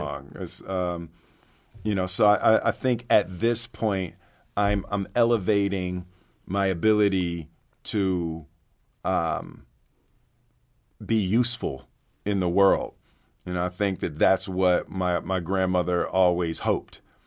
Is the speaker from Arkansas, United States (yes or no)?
no; Philadelphia, Pennsylvania, United States; I grew up in Philly